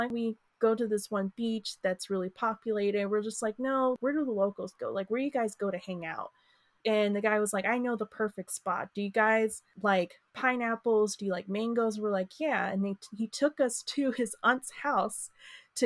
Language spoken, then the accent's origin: English; Chicago, Illinois, United States; growing up in Chicago